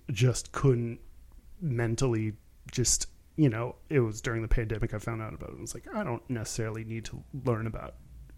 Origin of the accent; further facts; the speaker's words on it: Texas, United States; I grew up in Texas